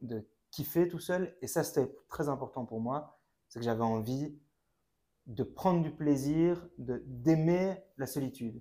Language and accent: French; Brussels, Brussels-Capital Region, Belgium; j'ai 28 ans, je viens de Bruxelles